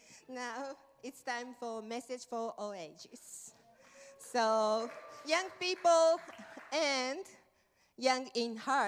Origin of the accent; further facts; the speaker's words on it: Japan; now in United States; I'm from Japan.